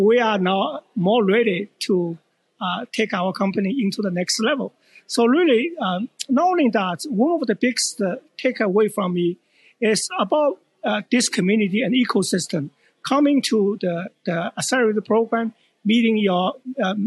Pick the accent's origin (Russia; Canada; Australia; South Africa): Canada; Edmonton, Alberta; I'm actually from Edmonton